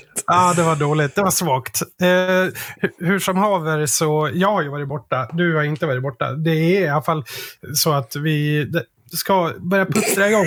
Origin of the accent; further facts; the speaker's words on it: Sweden; för mig som svensk